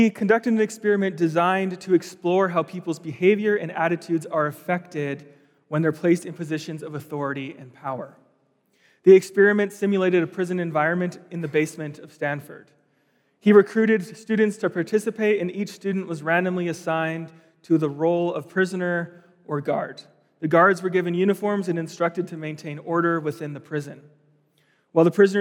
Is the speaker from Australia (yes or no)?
no; Steveston, British Columbia, Canada; moved away as an adult; also born or lived in California / Vancouver; now in Calgary, Canada; I grew up just outside of Vancouver in a place called Steveston.